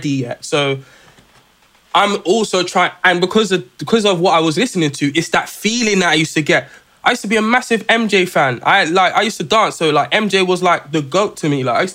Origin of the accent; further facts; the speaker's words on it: London, United Kingdom; I come from South London